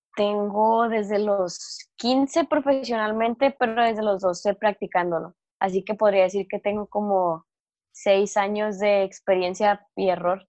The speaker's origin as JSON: {"language": "Spanish", "country": "Mexico", "said": "primer mexicana y joven de 17 años"}